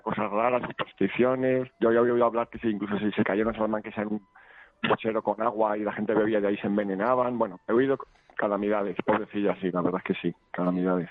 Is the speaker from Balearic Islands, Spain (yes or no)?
no; Madrid, Community of Madrid, Spain; nací en Aluche